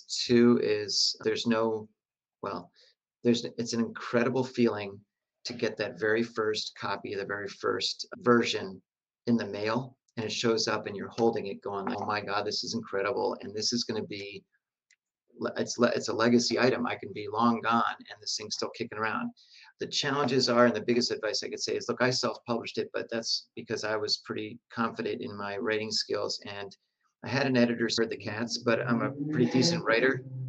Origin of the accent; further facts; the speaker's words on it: New York City, New York, United States; I'm a New Yorker